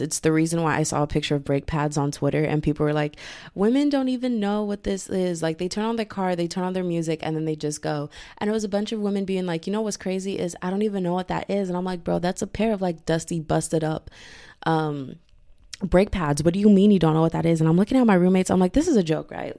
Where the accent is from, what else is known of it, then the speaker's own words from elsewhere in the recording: Texas, United States; I am from Texas, I'm in America